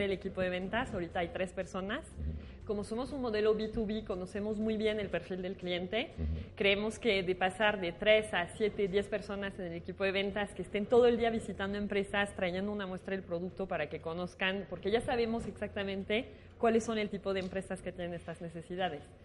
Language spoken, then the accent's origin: Spanish; France; moved away as an adult; now in Mexico; francesa, estoy en Francia, pero llegué a México por amor a Latinoamérica y ya nunca me regresé